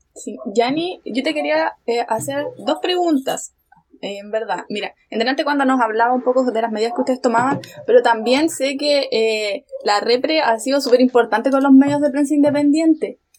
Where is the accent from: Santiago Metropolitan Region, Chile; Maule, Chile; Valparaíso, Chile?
Maule, Chile; San Javier; Yo pertenezco a una comuna que es súper chiquitita, que es San Javier, que está al sur de Talca.